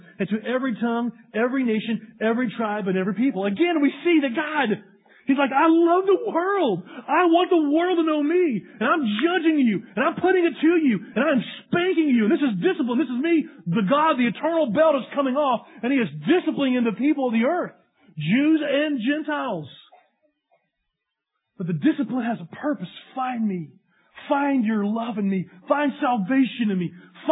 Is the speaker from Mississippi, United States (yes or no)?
no; East Tennessee, United States; moved away; I'm from East Tennessee